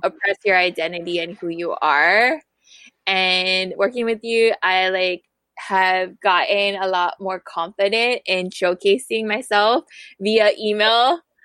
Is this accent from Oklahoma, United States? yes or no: no; Honolulu, Hawaii, United States; now in Kapolei, United States; I come from Papakulea Oahu and I'm now residing